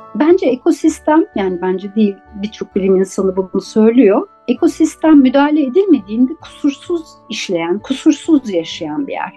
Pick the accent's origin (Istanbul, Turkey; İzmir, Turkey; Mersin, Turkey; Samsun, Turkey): Istanbul, Turkey; Ben 1972 yılında İstanbul'da Levent'te doğdum.